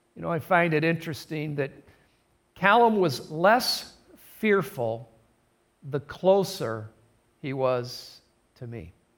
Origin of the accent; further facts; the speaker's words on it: Adrian, Michigan, United States; I was born in Adrian, Michigan, just about 30 miles north of here. Uh, born and raised in a Christian home